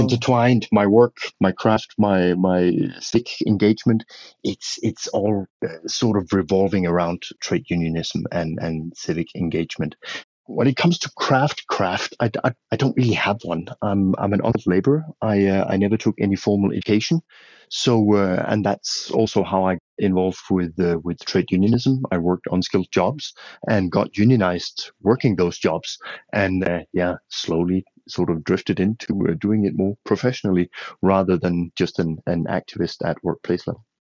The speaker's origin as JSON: {"language": "English", "region": "western Denmark", "country": "Denmark", "tie": "born or raised there", "also_born_or_lived": "Tanzania / Mozambique", "moved": "as an adult", "lives_now": "Ethiopia", "said": "I'm a Dane. I'm, I, I come from Denmark, the small Scandinavian country. Grew up in a fairly uh, rural, remote part of Western Denmark and left there uh, at the age of 28"}